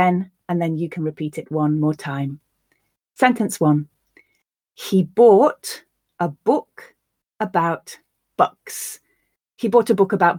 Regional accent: the north of England, United Kingdom; accent: Northern English; my Northern English accent

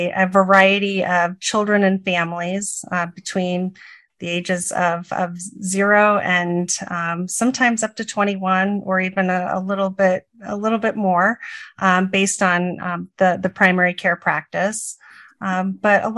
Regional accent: rural Nebraska, United States; also born or lived in Illinois; I am from rural Nebraska and currently live in Omaha, Nebraska.

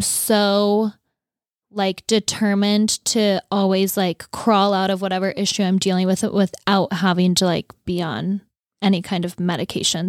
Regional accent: North Dakota, United States; moved away; I grew up in North Dakota

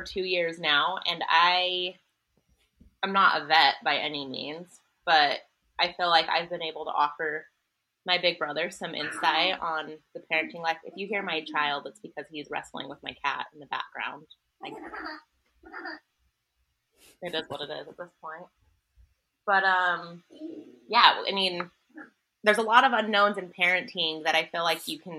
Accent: Salt Lake City, Utah, United States; now in Las Vegas, United States; we were all born and raised in Salt Lake City and then kind of dispersed across the country

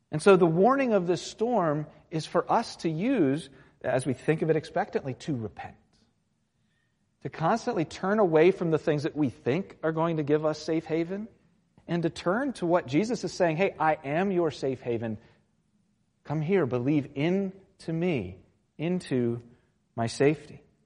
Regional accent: Virginia Beach, Virginia, United States; I grew up in Virginia Beach, and, and it's kind of Hurricane Alley in a sense.

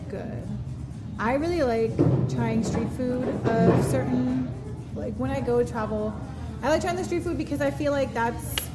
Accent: United States

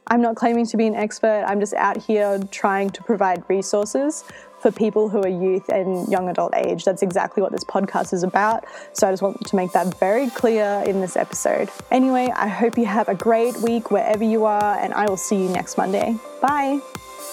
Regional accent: Australia; I'm Australian

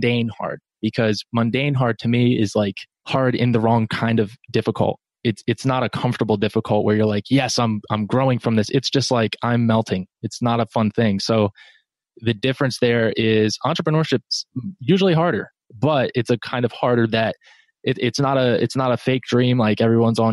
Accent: New Jersey, United States; now in North Carolina, United States; I'm in North Carolina. I'm a Jersey guy. I grew up, born and raised in New Jersey.

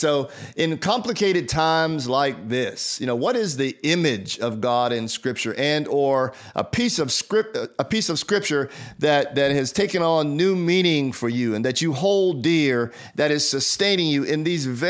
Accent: United States; I am an American, and proudly so, and a person of faith.

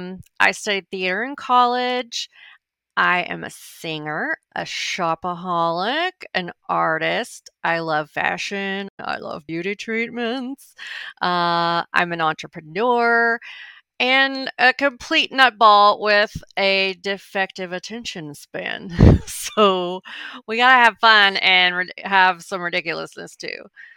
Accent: Arkansas, United States; born there; also born or lived in Montana; To introduce myself, I was born in Arkansas. When I'm traveling overseas, I usually have to explain that that's a little state close to Texas in the southern U.S.

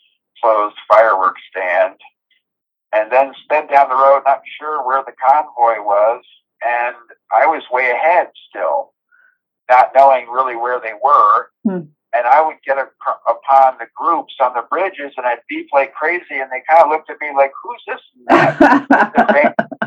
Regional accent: New England, United States; So even though I come from New England and stuff, it was, like, bitter cold.

